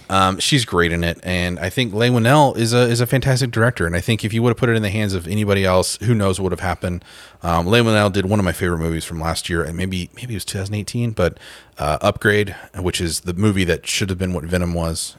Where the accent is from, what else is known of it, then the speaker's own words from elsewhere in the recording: Tulsa, Oklahoma, United States; my hometown of, uh, Tulsa, Oklahoma